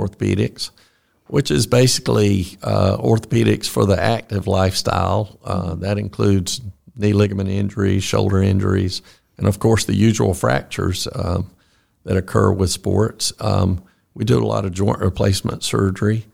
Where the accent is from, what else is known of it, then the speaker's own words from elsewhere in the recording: Fitzgerald, Georgia, United States; also born or lived in Atlanta, Georgia; I grew up in Fitzgerald